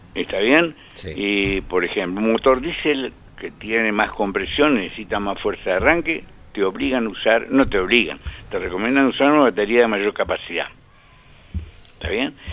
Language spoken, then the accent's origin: Spanish; Pehuajó, Buenos Aires Province, Argentina; moved away; Y si vos vivís en Peguajó, mi pueblo de crecimiento, de nacimiento y y primeros años